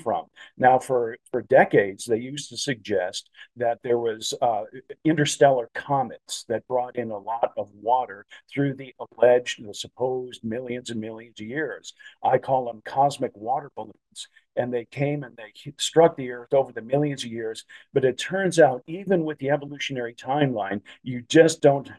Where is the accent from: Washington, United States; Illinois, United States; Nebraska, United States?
Illinois, United States; Chicago; when I was growing up in the Chicagoland area